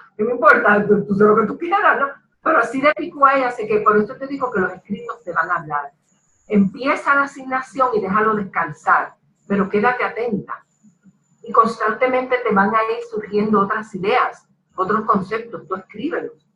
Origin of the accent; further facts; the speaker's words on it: Ponce, Puerto Rico; soy ponceña y boricua